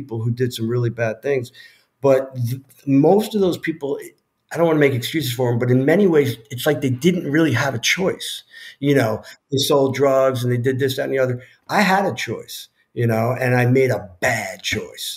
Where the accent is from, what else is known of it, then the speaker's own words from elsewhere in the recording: New York, United States; I'm from New York